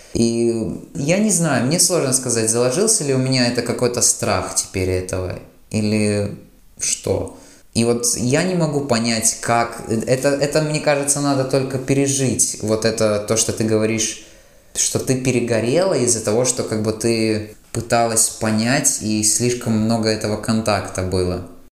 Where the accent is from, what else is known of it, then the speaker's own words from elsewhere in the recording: Latvia; мы из Латвии